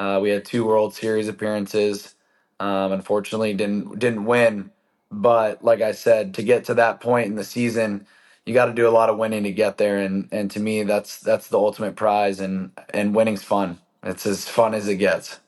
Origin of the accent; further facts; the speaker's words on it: San Diego, California, United States; growing up in San Diego, pretty good place to be able to, uh, hang out outside.